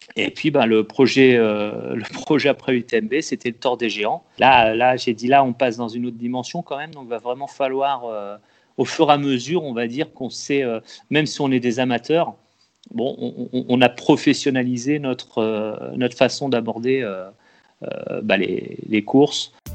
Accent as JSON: {"language": "French", "area": "Loir-et-Cher", "region": "Centre-Val de Loire", "country": "France", "said": "je viens de, je suis du Loir-et-Cher"}